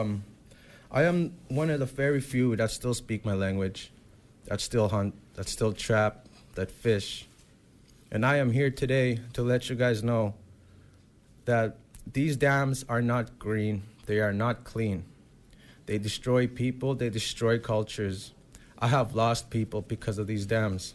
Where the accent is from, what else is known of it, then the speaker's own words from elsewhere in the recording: Manitoba, Canada; I came from Canada and Manitoba all the way to the States